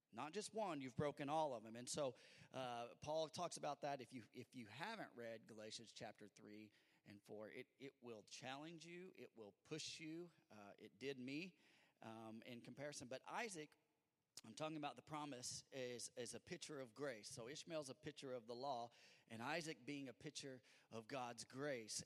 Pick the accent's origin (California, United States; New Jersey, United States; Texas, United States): California, United States; now in Bedford; I'm from California